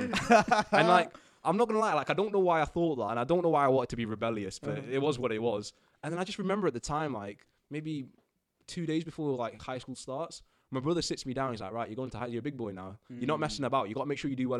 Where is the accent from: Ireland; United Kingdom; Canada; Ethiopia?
United Kingdom; Stalybridge, North West England; moved away as an adult; grew up in Manchester, a little town called Stalybridge in Manchester